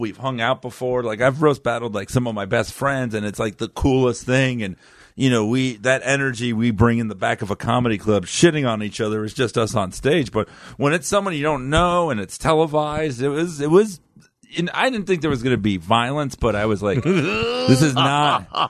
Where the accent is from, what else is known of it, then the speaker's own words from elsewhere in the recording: Fort Lauderdale, Florida, United States; also born or lived in Miami / Davie; I was born in Miami. You know, my parents divorced at a really early age. Then I was just like, kind of raised in Fort Lauderdale by both of them.